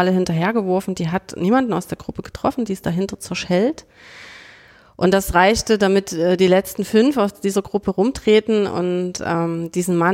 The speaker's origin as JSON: {"language": "German", "town": "Dresden", "region": "Saxony", "country": "Germany", "tie": "born or raised there", "said": "Ja, ich bin äh, in Dresden geboren und ähm, bin hier geblieben."}